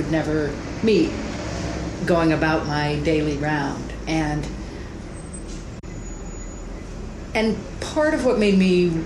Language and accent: English; United States; I am an American, and I'm proud to be an American